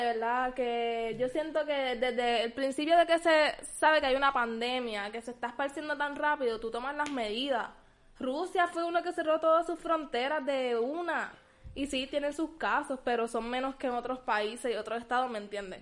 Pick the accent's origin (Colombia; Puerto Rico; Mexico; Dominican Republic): Puerto Rico; somos los puertorriqueños bien amorosos, bien pegajosos